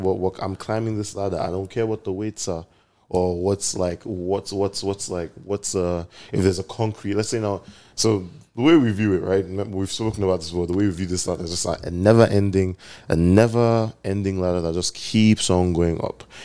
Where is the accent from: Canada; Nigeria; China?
Nigeria; I'm Nigerian